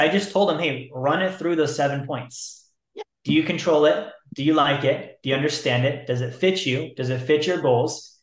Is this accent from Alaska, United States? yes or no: yes; Alaska, United States; I'm from Alaska.